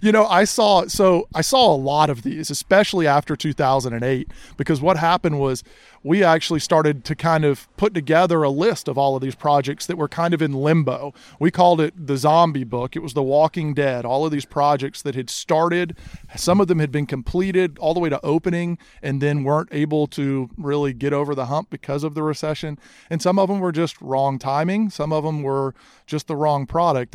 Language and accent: English; Charleston, South Carolina, United States; I grew up here in Charleston, grew up in the golf industry.